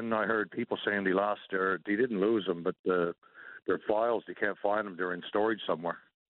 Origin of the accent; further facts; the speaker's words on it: Grand Falls-Windsor, Newfoundland and Labrador, Canada; now in Ontario, Canada; I grew up in Grand Falls, Windsor